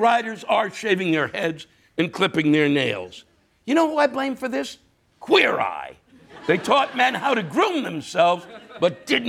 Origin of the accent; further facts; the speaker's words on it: New York, United States; But still, I'm a New Yorker, and New Yorkers welcome people with open arms.